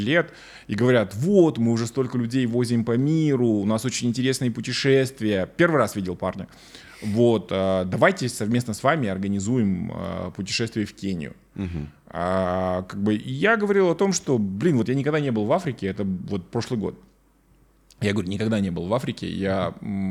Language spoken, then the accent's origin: Russian; Kazakhstan